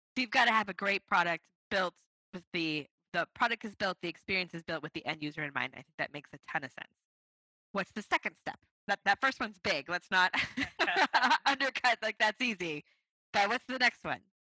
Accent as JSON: {"language": "English", "town": "Boston", "region": "Massachusetts", "country": "United States", "tie": "born or raised there", "said": "my hometown, Boston."}